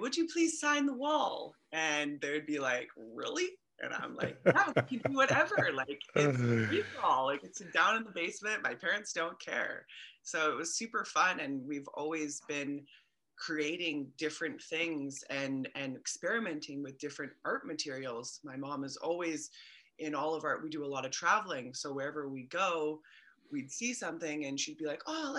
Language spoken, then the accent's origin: English; Vancouver, British Columbia, Canada; I'm born and raised in Vancouver